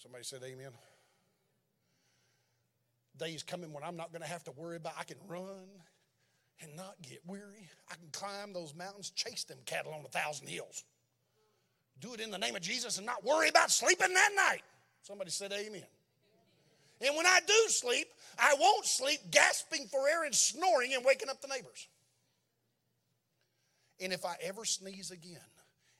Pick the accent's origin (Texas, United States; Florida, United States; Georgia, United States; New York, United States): Texas, United States; moved away as an adult; now in Berlin, Germany